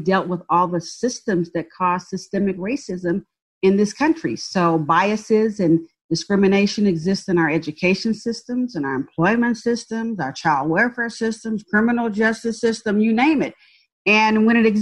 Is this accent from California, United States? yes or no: yes; San Francisco Bay Area, California, United States; also born or lived in Birmingham, Alabama; now in Dallas, United States; So moved to the San Francisco Bay Area and grew up in a public housing project